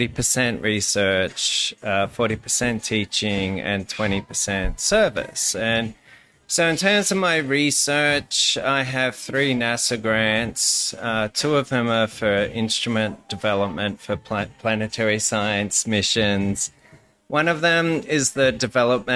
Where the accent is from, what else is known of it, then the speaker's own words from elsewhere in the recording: Sydney, New South Wales, Australia; moved away as an adult; also born or lived in Kansas; now in Lawrence, United States; from Sydney, Australia. And I've been in Kansas for, I guess, 14 going on 15 fun-filled years. Yeah, I sort of grew up in a blue-collar area.